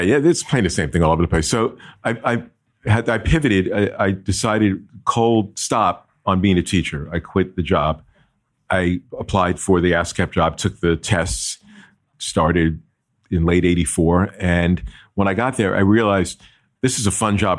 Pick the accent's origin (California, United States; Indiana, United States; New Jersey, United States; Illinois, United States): New Jersey, United States; Jersey City; I'm from New Jersey, born and bred in Jersey City, New Jersey, and lived in Jersey